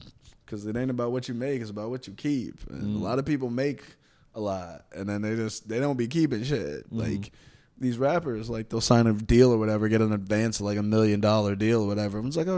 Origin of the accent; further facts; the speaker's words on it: Texas, United States; Bitch, I'm from Texas. Yeah, you don't start shit out here.